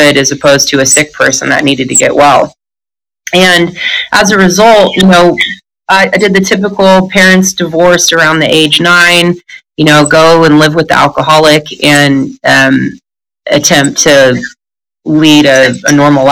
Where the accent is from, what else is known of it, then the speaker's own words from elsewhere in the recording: Northern California, United States; I grew up in Northern California